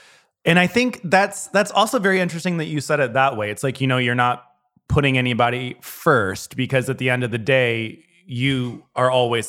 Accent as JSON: {"language": "English", "region": "the South", "country": "United States", "tie": "born or raised there", "said": "because when I grew up in the South, it was very like taboo to have more than one partner."}